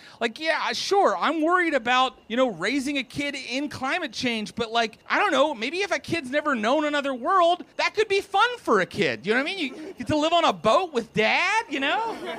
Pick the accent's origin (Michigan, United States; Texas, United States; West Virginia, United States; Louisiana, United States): West Virginia, United States; But I mentioned I'm from West Virginia